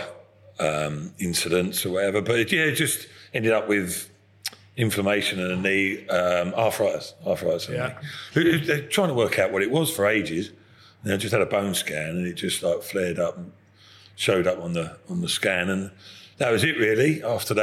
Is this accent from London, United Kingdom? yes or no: no; Epsom, South East England, United Kingdom; I'm from Epsom